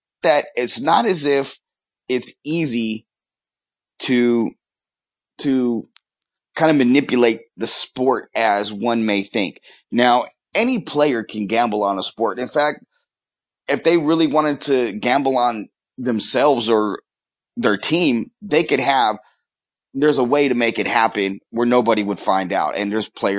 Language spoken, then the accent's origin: English; Los Angeles, California, United States; also born or lived in Las Vegas; a Kings fan like myself in Los Angeles, growing up in Southern California